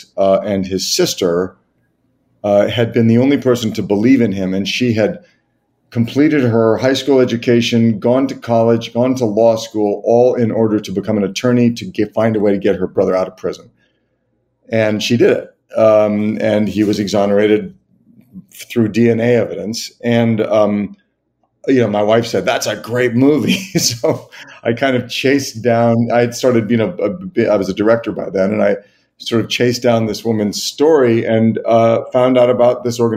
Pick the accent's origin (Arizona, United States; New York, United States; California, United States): California, United States; Los Angeles; I grew up in Los Angeles